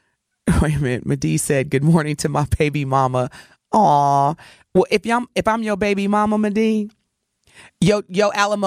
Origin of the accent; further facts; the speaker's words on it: Evansville, Indiana, United States; Growing up in Evansville, Indiana, a predominantly, you know, smaller Midwestern, predominantly white community